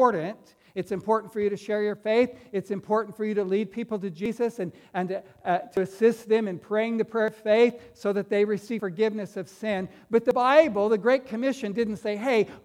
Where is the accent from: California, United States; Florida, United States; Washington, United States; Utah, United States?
California, United States; Fresno; I grew up right here in Fresno